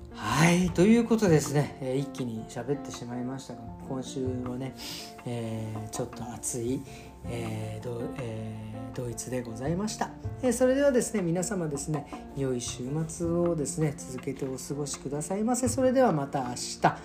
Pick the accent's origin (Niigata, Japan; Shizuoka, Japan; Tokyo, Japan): Tokyo, Japan; now in Berlin, Germany; 僕東京生まれ東京育ちですけど